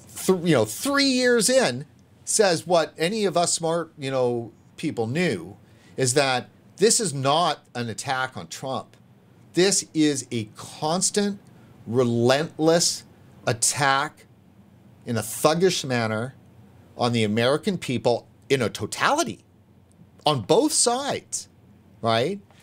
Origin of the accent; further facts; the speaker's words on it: Vancouver, British Columbia, Canada; moved away as an adult; also born or lived in Los Angeles; I'm from Vancouver, and, you know, I've always lived in the downtown area